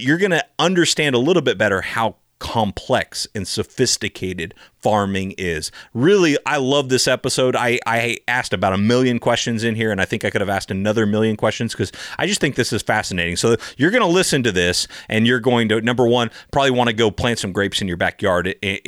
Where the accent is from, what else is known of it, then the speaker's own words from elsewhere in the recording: Sonoma County, California, United States; I grew up in Sonoma County, California, which is supposed to be wine country, USA